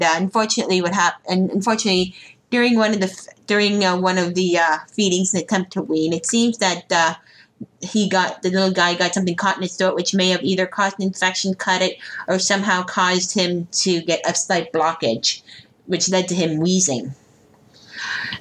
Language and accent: English; Ottawa, Ontario, Canada; moved away as an adult; now in Toronto, Canada; I just had a bad time growing up in Ottawa. And immediately hijacked my way back to Toronto as soon as I could